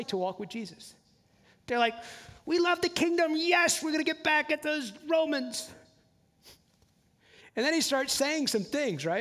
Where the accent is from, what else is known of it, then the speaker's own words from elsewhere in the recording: New Jersey, United States; also born or lived in the South, United States; now in Southern United States; I live in the South now, I grew up in New Jersey